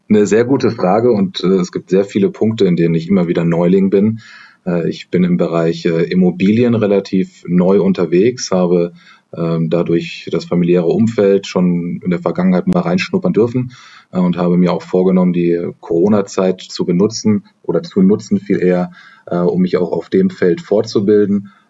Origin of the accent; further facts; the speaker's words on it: Heidelberg, Baden-Württemberg, Germany; born there; now in Hamburg, Germany; arbeite jetzt seit knapp drei Jahren bei EY und äh, bin gebürtiger Heidelberger, aber lebe und arbeite, wie gesagt, in Hamburg.